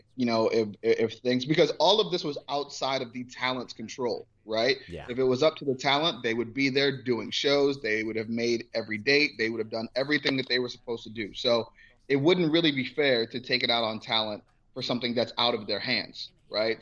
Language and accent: English; Cleveland, Ohio, United States; I'm from Cleveland